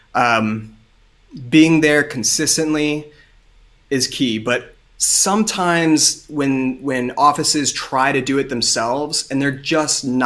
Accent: Southern Ohio, United States; I am originally from Southern Ohio, so plenty of farming in my blood

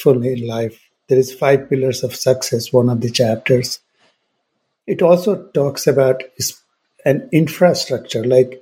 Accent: India; moved away; also born or lived in United Kingdom / United States; growing up in India

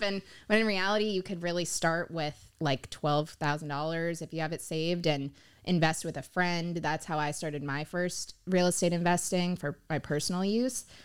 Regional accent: Pompano Beach, Florida, United States; I'm born and raised in Pompano Beach. I've always lived in South Florida

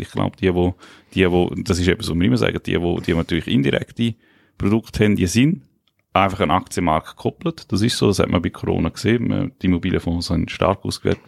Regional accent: Liechtenstein; Ich komme aus dem Fürstentum Liechtenstein

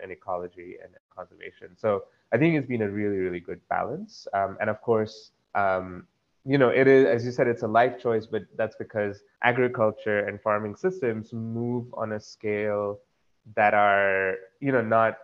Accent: Dombivli, Maharashtra, India; moved away; also born or lived in Konkan Coast / Sangli / United States; growing up in Dombivali, there were people around me that had a love for nature

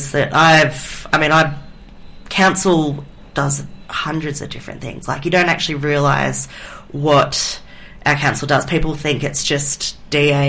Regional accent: Kiama, New South Wales, Australia; also born or lived in Gerringong; I was, basically born and raised in this region. I grew up initially

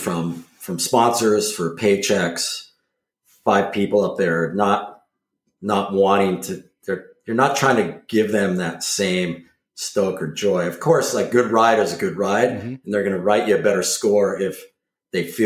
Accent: Cambria, California, United States; also born or lived in Malibu, California / Ventura, California; now in Mendocino, United States; growing up in Cambria, which was another tourist destination

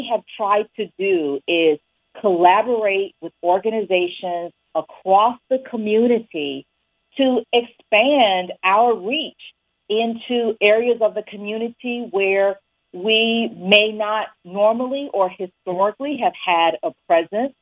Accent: Winston-Salem, North Carolina, United States; moved away as an adult; also born or lived in New Haven, Connecticut; now in Kalamazoo, United States; I was born in Winston-Salem, North Carolina, and I grew up there

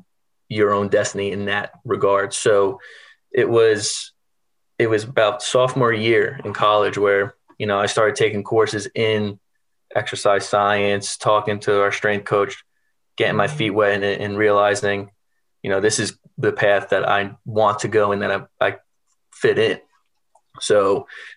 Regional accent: New York, United States; I'm originally from New York. So, you know, growing up, I wanted to be Derek Jeter

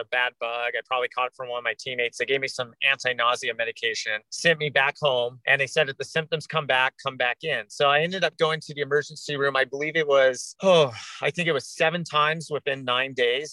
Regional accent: Orange County, Southern California, United States; also born or lived in Laguna Beach, California; now in Alaska, United States; I'm originally from Southern California. I grew up in Orange County and I went to junior high in Laguna Beach, California

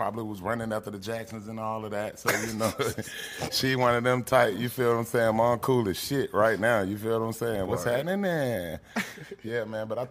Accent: Atlanta, Georgia, United States; I'm from Bankhead. I was born in Bankhead on the sofa.

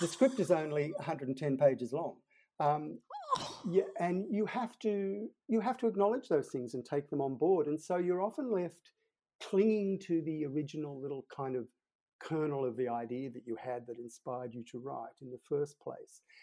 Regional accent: Sydney, New South Wales, Australia; I grew up in Sydney, and in the suburb where I grew up, we were the only Catholic family in a Protestant street

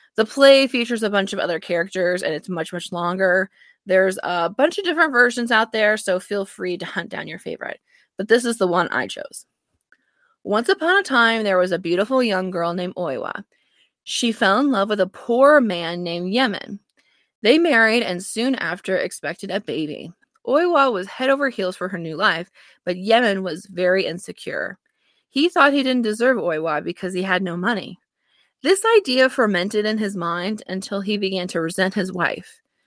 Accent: United States; I'm an American

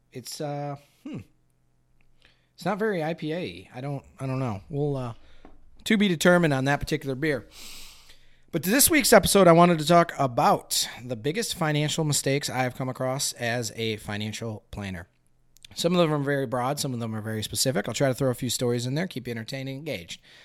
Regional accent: Flint, Michigan, United States; I'm from Flint, Michigan here in the Flint area.

